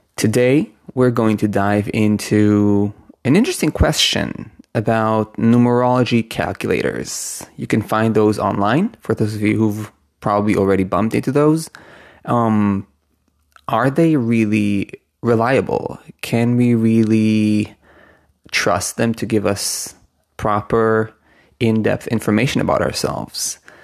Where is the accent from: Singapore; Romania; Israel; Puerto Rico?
Israel; I was born in Israel. My name was given to me with Hebrew letters